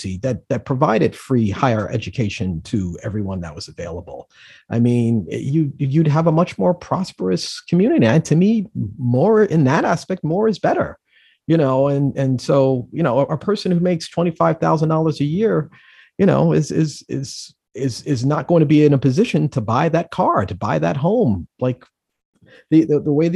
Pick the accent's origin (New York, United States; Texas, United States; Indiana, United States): New York, United States; New York City; growing up in the Bronx builds a sense of resiliency